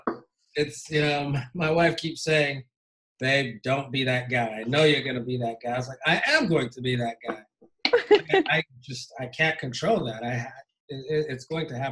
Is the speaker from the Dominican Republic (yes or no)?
no; Ghana; moved away as an adult; also born or lived in Indiana, United States / Kentucky, United States; now in United States; born and raised in Ghana. And I moved to the States when I was 19 to Hanover College in Southern Indiana